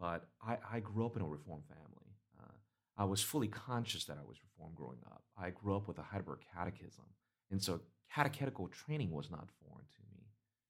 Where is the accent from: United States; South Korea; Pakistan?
South Korea; I grew up with the, initially when I was in Korea, the teachings in the churches